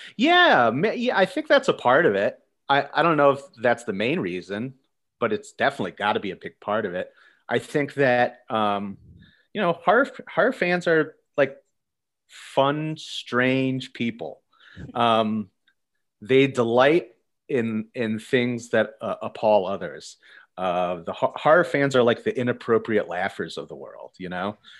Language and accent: English; Pennsylvania, United States; I'm from Pennsylvania.